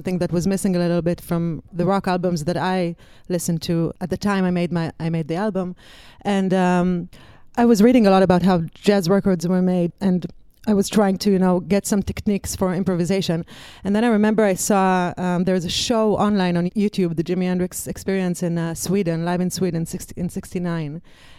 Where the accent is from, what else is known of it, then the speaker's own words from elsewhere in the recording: Israel; I came from Israel. I wanted to tour the States. I wanted to tour Europe for a girl from Israel.